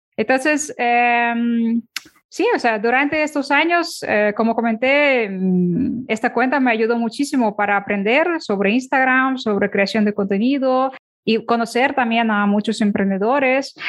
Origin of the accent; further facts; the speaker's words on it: Ukraine; Spanish is a second language; now in Barcelona, Spain; cuando me mudé a España, yo soy de Ucrania.